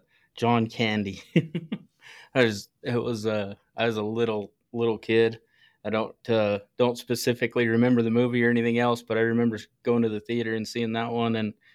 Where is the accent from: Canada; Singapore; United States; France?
United States; Nevada; also born or lived in New Mexico, United States; So I was born in New Mexico, and then my dad and my grandpa got jobs at the gold mines up in northern Nevada.